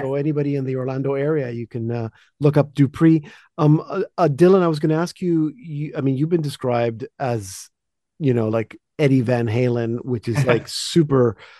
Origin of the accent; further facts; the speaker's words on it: Panama; now in Canada; I grew up in Panama, so I'm used to like tropical Christmas, but going to the beach on Christmas Day is a little weird now that I've been in Canada for 35 years.